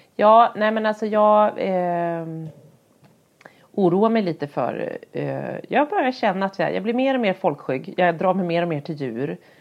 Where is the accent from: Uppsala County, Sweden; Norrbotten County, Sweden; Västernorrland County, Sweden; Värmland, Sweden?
Västernorrland County, Sweden; Härnösand; när jag var barn och bodde i Härnösand ute på landet